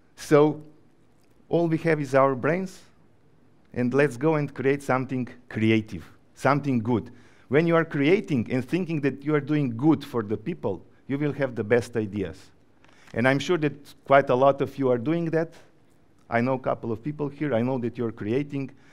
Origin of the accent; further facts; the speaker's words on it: Slovenia; also born or lived in Ukraine; now in Georgia; I come from Slovenia, but before the war, I was living in Ukraine